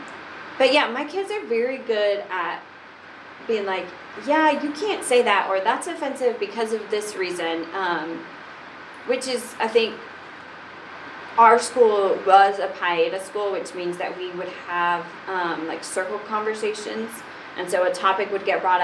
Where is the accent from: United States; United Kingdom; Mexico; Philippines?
United States; Brentwood; Like, we grew up in Brentwood, and she was like, nobody here is Hispanic.